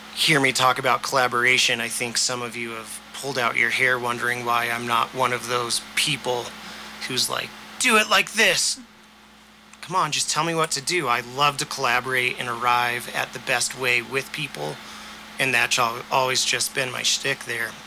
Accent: Durango, Colorado, United States; now in Telluride, United States; I was born and raised in Durango

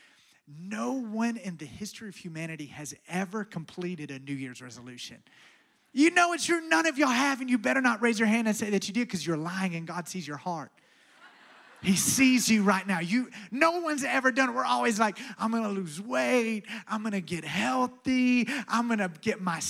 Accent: Alabama, United States; I'm from Alabama.

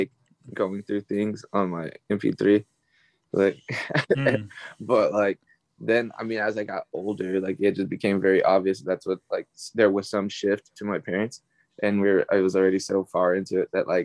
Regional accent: Texas, United States; I grew up in Texas

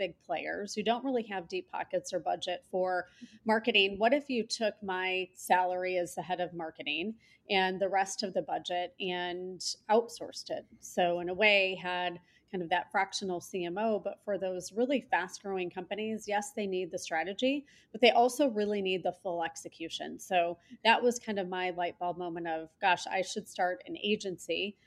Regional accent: Michigan, United States; moved away as an adult; now in Chicago, United States; I grew up around different places in Michigan.

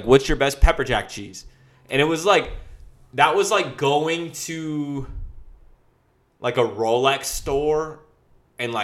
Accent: Long Beach, California, United States; I'm from Long Beach. The ocean's brown

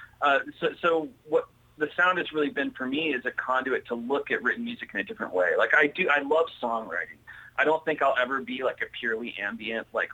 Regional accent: Ohio, United States; I grew up in Ohio

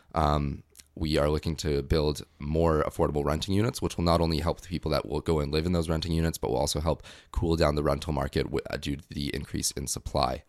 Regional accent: North Vancouver, British Columbia, Canada; moved away as an adult; now in Victoria, Canada; I'm originally from North Vancouver, just came to Victoria for school

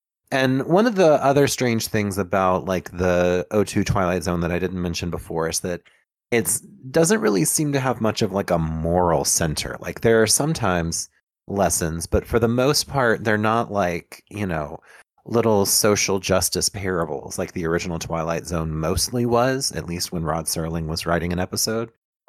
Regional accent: Louisiana, United States; I think what we're revealing is that we're all from Louisiana.

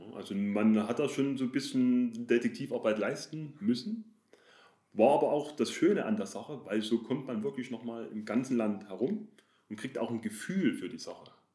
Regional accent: Chemnitz, Saxony, Germany; also born or lived in Dresden; ich komme aus Chemnitz, also ist das Erzgebirge nicht weit. In der Umgebung Chemnitz oder Großraum Erzgebirge waren wir, meine Familie und ich, oft wandern.

